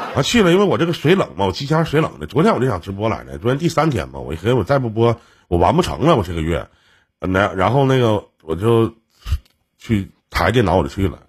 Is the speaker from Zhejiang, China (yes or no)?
no; Shenyang, Liaoning, China; 我们沈阳这边